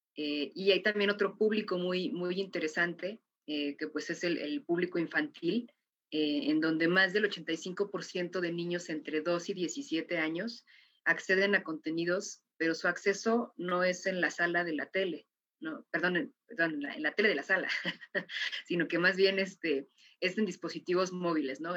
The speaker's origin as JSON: {"language": "Spanish", "country": "Mexico", "said": "como mexicana"}